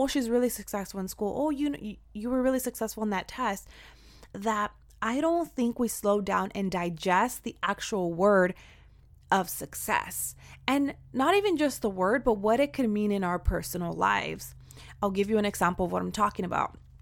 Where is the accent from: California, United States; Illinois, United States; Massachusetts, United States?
California, United States; Central Valley; I am from the Central Valley